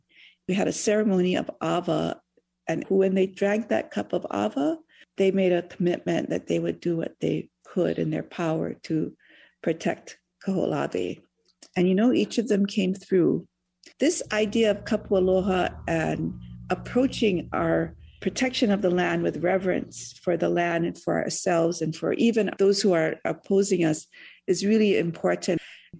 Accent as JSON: {"language": "English", "region": "Hawaii", "country": "United States", "said": "made the connection to our religion and our collective soul as a Hawaiian people"}